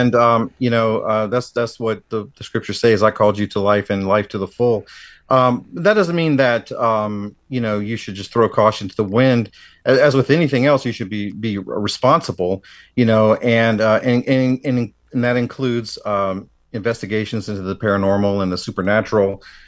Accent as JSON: {"language": "English", "region": "Tennessee", "country": "United States", "tie": "born or raised there", "said": "growing up in the South myself"}